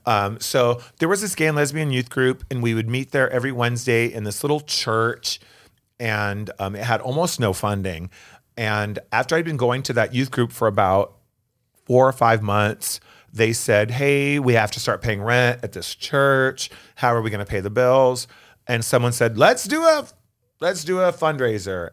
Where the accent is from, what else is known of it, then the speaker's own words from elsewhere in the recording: Phoenix, Arizona, United States; also born or lived in Tempe; I grew up here in Phoenix.